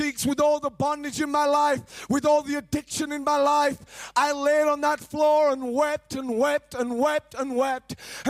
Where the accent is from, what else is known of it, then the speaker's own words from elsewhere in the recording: Cambridge, East of England, United Kingdom; now in Rotherham, United Kingdom; And I came from Cambridge, from the south, and I traveled to the Sheffield where I live, actually in Rotherham.